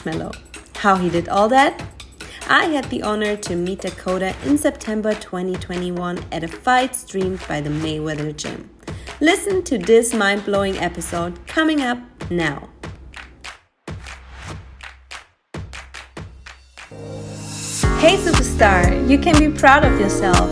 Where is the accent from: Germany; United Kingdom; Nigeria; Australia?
Germany; now in Los Angeles, United States; I grew up on like in a farm too, and the place where I'm coming from in Germany, there's just 2,000 people living in there